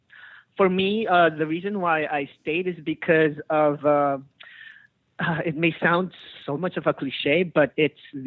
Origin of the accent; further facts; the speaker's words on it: Philippines; I'm from the Philippines. I got my education in the Philippines